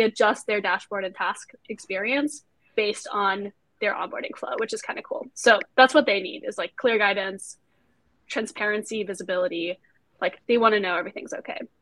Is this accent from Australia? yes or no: no; Austria; moved away as an adult; now in United States; I'm also an immigrant myself, so I came here from Austria to go to uh, to go to school